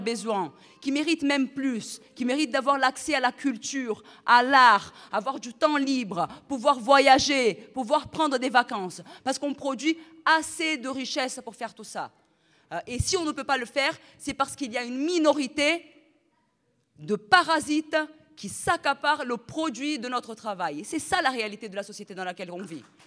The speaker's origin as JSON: {"language": "French", "country": "Brazil", "moved": "yes", "lives_now": "France", "said": "Moi, en plus, je suis brésilienne, je ne suis pas même, pas française"}